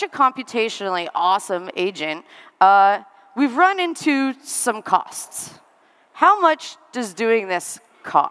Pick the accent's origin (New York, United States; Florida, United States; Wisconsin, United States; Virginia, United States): New York, United States; moved away; I'm originally from New York